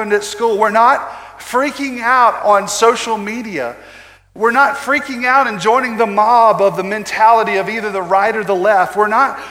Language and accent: English; United States; American Christians